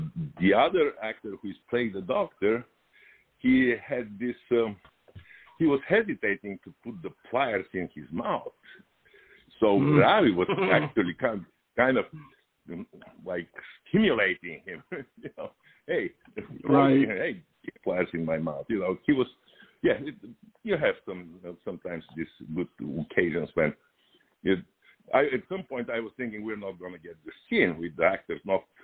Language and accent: English; Bulgaria; now in Los Angeles, United States; I immigrated from Bulgaria in 1985, and I came directly to LA.